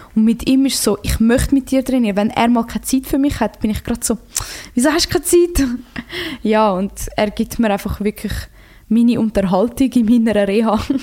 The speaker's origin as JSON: {"language": "German", "country": "Switzerland", "also_born_or_lived": "Croatia (ancestry)", "said": "in meiner Heimat"}